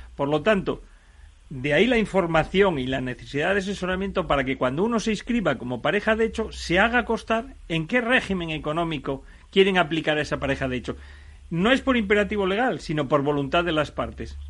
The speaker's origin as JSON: {"language": "Spanish", "region": "Asturias", "country": "Spain", "said": "yo, por ejemplo, que soy asturiano, me puedo ir a casar a Barcelona, pero yo resido en Asturias."}